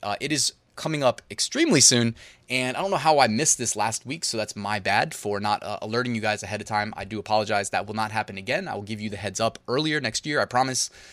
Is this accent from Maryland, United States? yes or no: no; Northern Virginia, United States; we're from Northern Virginia